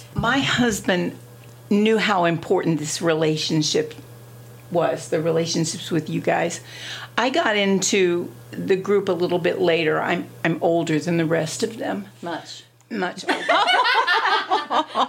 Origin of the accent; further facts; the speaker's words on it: Ohio, United States; moved away as an adult; now in Delaware, United States; I was born and raised in Ohio